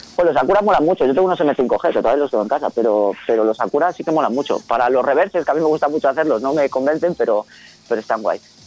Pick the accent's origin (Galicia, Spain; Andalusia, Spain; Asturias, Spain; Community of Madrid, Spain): Galicia, Spain; Vigo; en Galicia, que es de donde yo soy, de Vigo